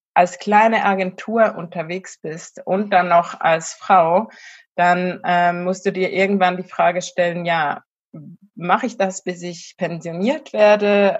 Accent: Switzerland; moved away; also born or lived in near Zurich, Switzerland; ich komme ursprünglich aus der Bergwelt der Schweiz

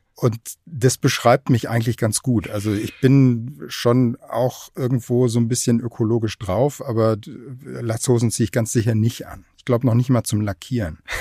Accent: Aachen, North Rhine-Westphalia, Germany; moved away; also born or lived in Kiel; wir sind ja als Region erstens mal Strukturwandel sowieso schon gewohnt. Ne? Wir hatten mal in Aachen Stallindustrie

